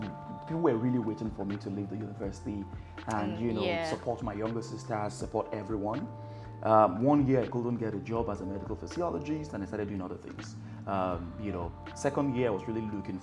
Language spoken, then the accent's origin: English; Lagos, Nigeria; also born or lived in Ekiti State / Ilorin; Grew up in Lagos, you know, went to the first half of my secondary school in Ekiti State. My mom withdrew me, brought me back to Lagos, completed in Lagos